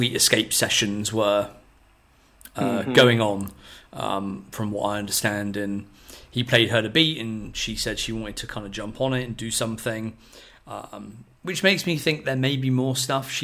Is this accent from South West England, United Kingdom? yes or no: yes; Poole, South West England, United Kingdom; my hometown of Poole in the UK